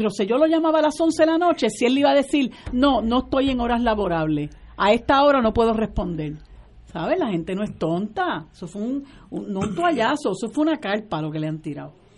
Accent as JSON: {"language": "Spanish", "country": "Puerto Rico", "said": "nosotros como puertorriqueños y puertorriqueños"}